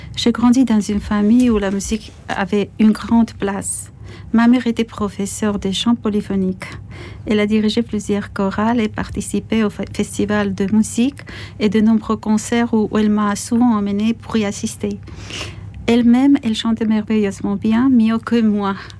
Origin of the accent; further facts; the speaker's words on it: Zestaponi, Imereti, Georgia; moved away; also born or lived in Tbilisi; en face de notre maison dans ma ville natale, Sestaphonie